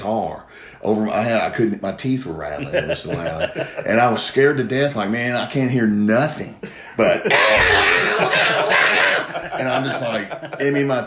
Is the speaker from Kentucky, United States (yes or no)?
yes; Corbin, Kentucky, United States; also born or lived in Barbourville, Kentucky / Lexington, Kentucky; I'm from Corbin, Kentucky, down in Barberville, Kentucky, really. My parents are from there, Heidrick, so I went to Knox Central and Corbin High School.